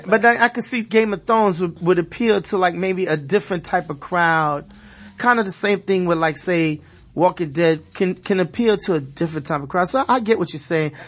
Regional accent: New York City, New York, United States; now in South Florida, United States; I'm from Brooklyn, East New York.

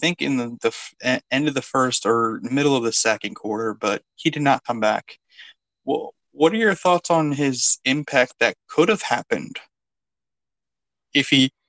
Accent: North Carolina, United States; I am from North Carolina.

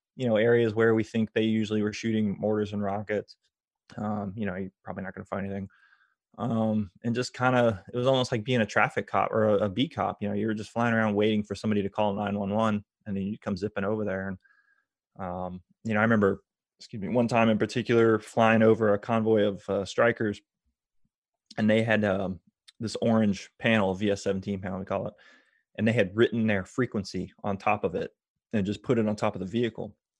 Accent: Tampa, Florida, United States; also born or lived in Georgia; I grew up around MacDill Air Force Base

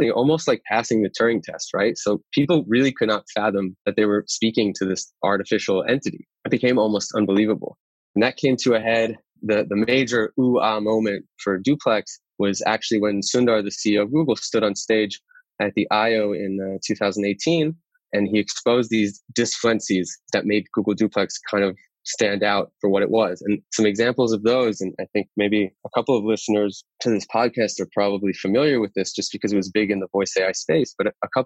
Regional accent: Great Neck, New York, United States; moved away as an adult; now in Tel Aviv, Israel; I grew up in Great Neck, Long Island.

